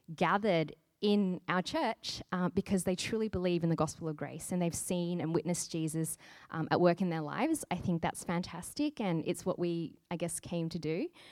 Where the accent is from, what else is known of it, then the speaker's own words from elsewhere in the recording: Sydney, New South Wales, Australia; now in Brisbane, Australia; I'm from Sydney, and basically there are churches everywhere.